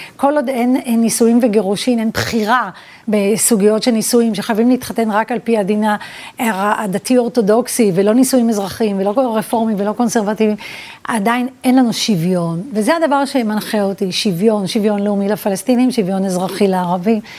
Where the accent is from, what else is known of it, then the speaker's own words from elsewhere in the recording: Petah Tikva, Central District, Israel; also born or lived in Vilnius / Pardes Rubin (Givat Shmuel); ואז עברנו לפתח תקווה, אה, לשכונת ילדותי